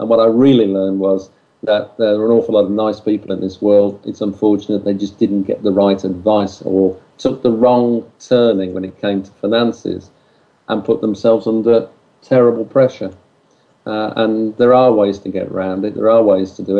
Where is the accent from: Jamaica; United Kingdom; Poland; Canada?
United Kingdom; we're British